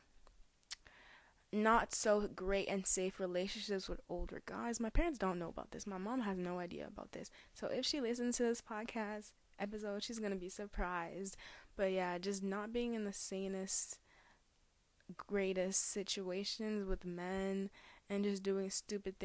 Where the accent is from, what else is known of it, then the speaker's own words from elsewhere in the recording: Cameroon; now in Canada; I was born in Cameroon